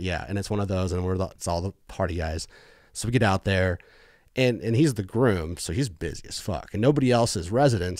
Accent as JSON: {"language": "English", "region": "Missouri", "country": "United States", "tie": "born or raised there", "also_born_or_lived": "Bay Area, California", "said": "moved to Missouri when I was, like, ten and go to high school, junior high"}